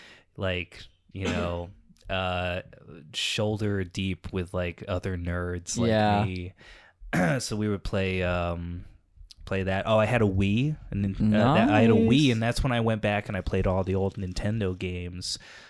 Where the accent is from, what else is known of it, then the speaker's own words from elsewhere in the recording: Texas, United States; so, like, growing up in Texas, nothing to do.